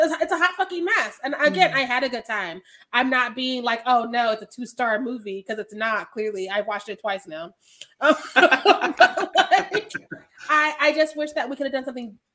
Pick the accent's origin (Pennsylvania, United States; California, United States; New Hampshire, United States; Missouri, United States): Missouri, United States; I'm from Missouri